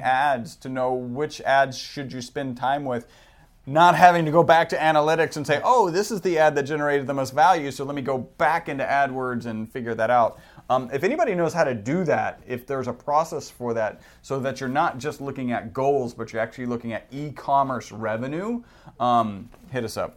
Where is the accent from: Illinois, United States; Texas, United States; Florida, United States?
Texas, United States; We're from Texas, so we do say howdy